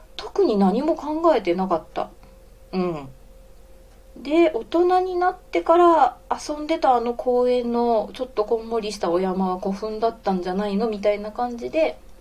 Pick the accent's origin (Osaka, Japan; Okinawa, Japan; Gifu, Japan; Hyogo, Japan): Osaka, Japan; accent: Kansai dialect; moved away as an adult; also born or lived in Nara; now in Fukuoka, Japan; 大阪出身で大学奈良だった